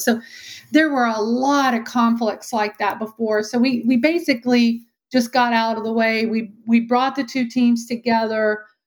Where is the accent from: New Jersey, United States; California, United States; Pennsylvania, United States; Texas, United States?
Texas, United States; accent: Texan; Born and raised Texan, which you probably see, you know, can hear by my accent.